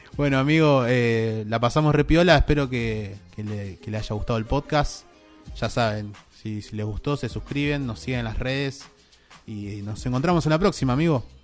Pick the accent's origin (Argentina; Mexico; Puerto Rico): Argentina; de donde somos nosotros, de Argentina